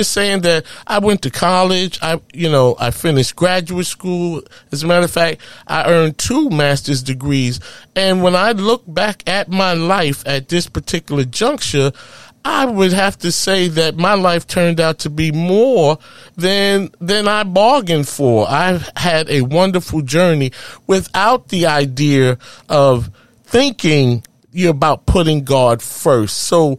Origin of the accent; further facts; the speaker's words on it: New York City, New York, United States; In Harlem, USA.